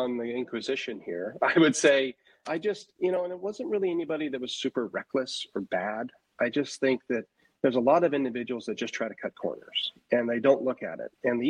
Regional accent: Northwest, United States; I started in residential real estate in California, and I'm born and raised in the Northwest. So family pulled me back here after college

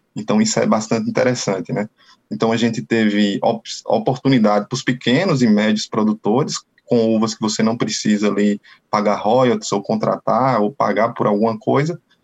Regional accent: Canarana, Bahia, Brazil; sou natural uma, da cidade do interior da Bahia chamada Canarana

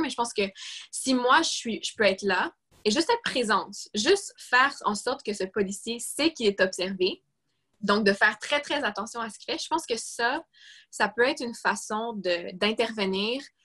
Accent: Quebec, Canada; je suis québécoise

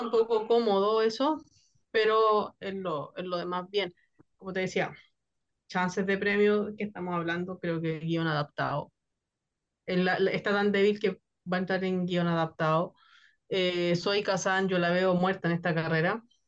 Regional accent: Chile; yo que soy de Chile

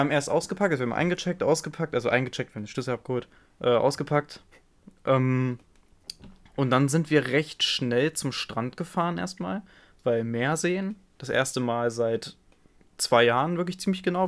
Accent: Germany; mein, mein Heimatland

